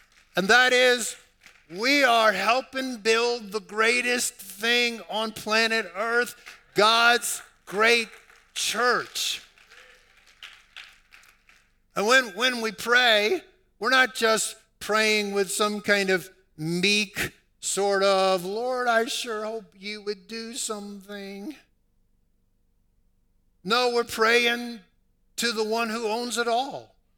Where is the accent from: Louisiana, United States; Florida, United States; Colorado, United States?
Louisiana, United States; New Orleans; I was raised in New Orleans, and if you're born in New Orleans, more than likely you're born into a Roman Catholic tradition.